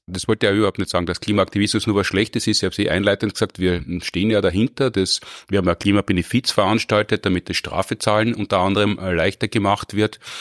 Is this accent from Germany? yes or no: no; Austria; bei uns in Österreich